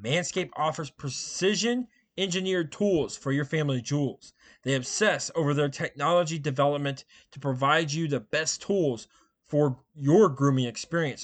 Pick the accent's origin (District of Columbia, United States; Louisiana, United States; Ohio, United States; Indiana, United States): Indiana, United States; I grew up here in Indiana. I've, I still live here